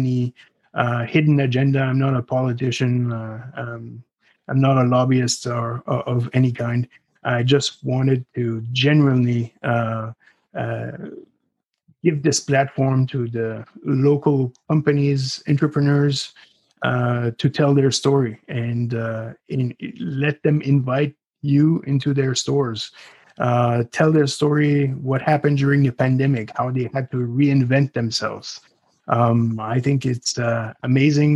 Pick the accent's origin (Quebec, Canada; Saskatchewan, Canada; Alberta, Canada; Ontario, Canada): Quebec, Canada; Ottawa Valley, Quebec side, Canada; now in Crystal Beach, Canada; I'm originally from the Ottawa Valley on the Quebec side, a very rural region where there's very tight-knit communities.